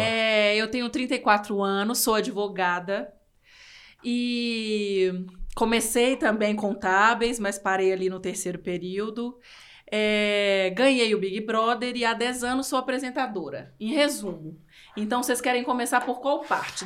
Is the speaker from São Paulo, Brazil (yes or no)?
no; interior of Minas Gerais, Brazil; moved away; eu sou do interior de Minas e minha cidade tem 17 mil habitantes